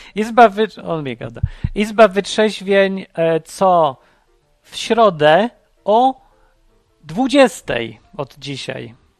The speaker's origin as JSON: {"language": "Polish", "country": "Poland", "tie": "born or raised there", "said": "wychowałem się w PRL-u"}